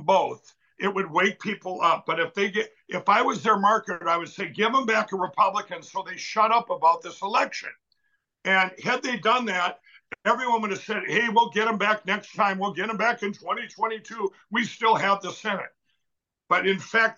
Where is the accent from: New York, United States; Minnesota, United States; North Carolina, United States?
Minnesota, United States; my home state of Minnesota